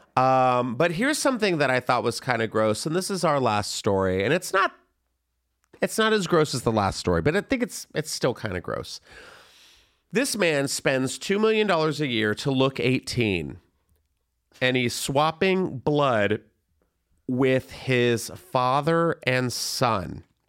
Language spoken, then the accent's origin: English; San Antonio, Texas, United States; also born or lived in Florida; I was born in Florida and I lived in San Antonio, Texas